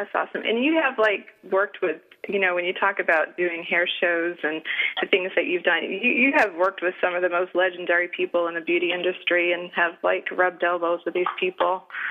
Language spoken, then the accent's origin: English; Italy; now in Seattle, United States; And you know that I love my home country, but I'm so glad that the Italian justice system worked this time and she was able to get out.